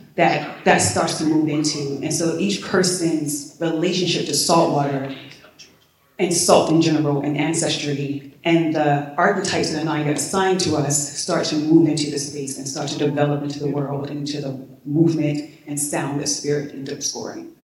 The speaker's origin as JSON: {"language": "English", "town": "Baltimore", "region": "Maryland", "country": "United States", "said": "I'm from Baltimore"}